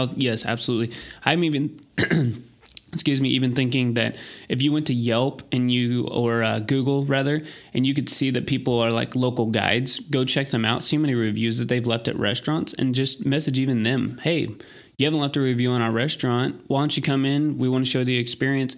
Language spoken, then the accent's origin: English; Texas, United States; we're from Texas